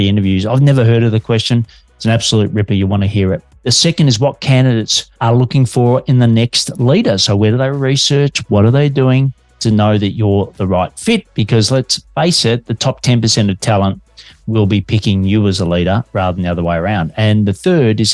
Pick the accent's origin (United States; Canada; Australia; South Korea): Australia; Detecting an accent, I'm an Aussie working globally from Melbourne, Australia.